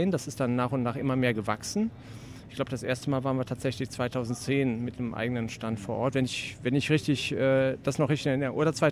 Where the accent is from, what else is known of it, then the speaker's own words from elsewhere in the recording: Cologne, North Rhine-Westphalia, Germany; now in Wuppertal, Germany; Ja, also ich bin ursprünglich Kölner, also komme praktisch hier aus meiner Stadt, Heimspiel sozusagen, ja. Köln-Ehrenfeld wohne seit einigen Jahren in Wuppertal